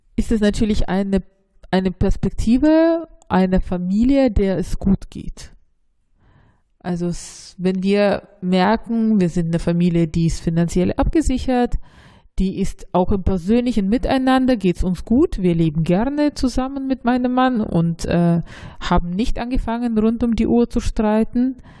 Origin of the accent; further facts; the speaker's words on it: Russia; moved away; ich bin ja in Russland aufgewachsen, aber ich bin nicht wirklich in Russland, sondern in der Sowjetunion aufgewachsen